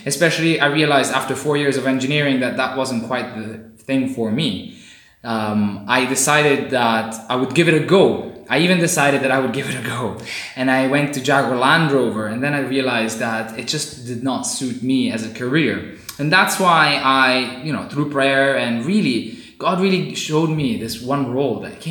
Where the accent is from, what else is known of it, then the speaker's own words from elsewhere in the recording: Rome, Lazio, Italy; moved away as an adult; also born or lived in India / South India / Southampton, United Kingdom / Coventry, United Kingdom; now in Cambridge, United Kingdom; I was born in India and immediately, a short while after, about 3 months in, I moved to Italy, to Rome, where my parents were already living. So I've been in Italy for my whole life, basically, until I was 18 years old.